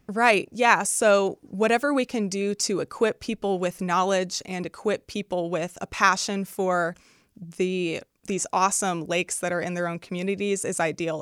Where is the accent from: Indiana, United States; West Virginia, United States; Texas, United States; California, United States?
Indiana, United States; Northwest; I'm from Northwest Indiana